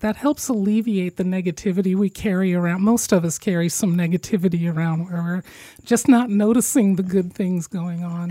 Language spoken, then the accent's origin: English; Midwest, United States; being from the midwest